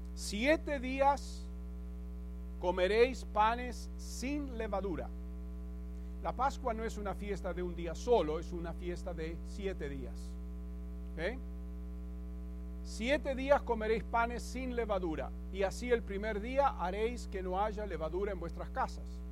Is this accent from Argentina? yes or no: yes; Buenos Aires, Argentina; moved away; Yo me acuerdo cuando íbamos a la iglesia ortodoxa de pequeño en Buenos Aires